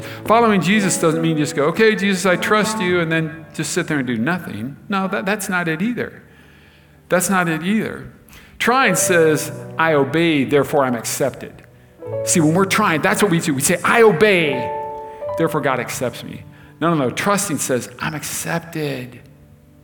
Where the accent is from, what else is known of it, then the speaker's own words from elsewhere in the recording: United States; us as Americans